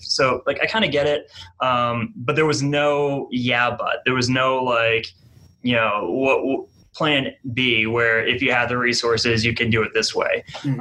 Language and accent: English; New Hampshire, United States; moved away as an adult; now in Wichita, United States; I'm from New Hampshire originally, and I came here uh, to work in AmeriCorps